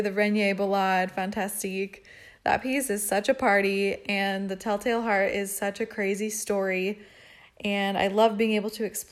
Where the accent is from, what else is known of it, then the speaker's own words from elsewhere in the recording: La Crescenta, California, United States; I'm originally from La Crescenta, California